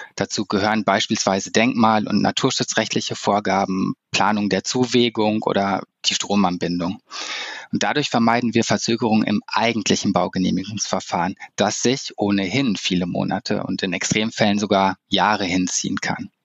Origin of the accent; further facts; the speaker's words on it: Cologne, North Rhine-Westphalia, Germany; für mich als Kölner